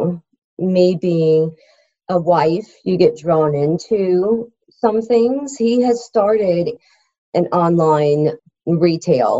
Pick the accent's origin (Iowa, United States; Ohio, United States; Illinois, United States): Iowa, United States; now in Georgia, United States; I grew up in the Midwest. So it was a lot of land to be able to cover, you know, growing up in Iowa